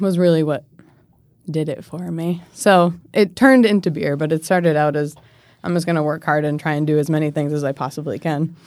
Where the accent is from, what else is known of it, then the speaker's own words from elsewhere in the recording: Maine, United States; moved away as an adult; now in Washington, D.C., United States; I'm from Maine originally. So I grew up there